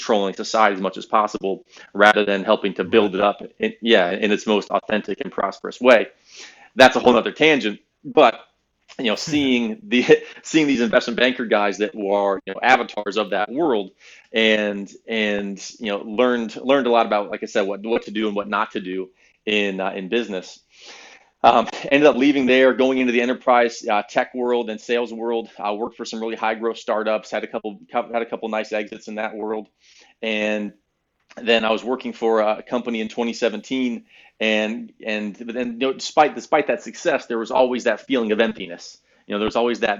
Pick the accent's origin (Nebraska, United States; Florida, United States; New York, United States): Florida, United States; Valrico; also born or lived in Naples, Florida; I'm from Valrico, Florida. I'm a Central Florida kid